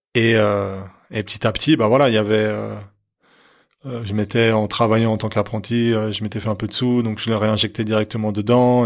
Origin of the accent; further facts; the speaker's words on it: Lancy, Geneva, Switzerland; also born or lived in Onex; Je suis né à Lancy mais j'ai traîné à Honnay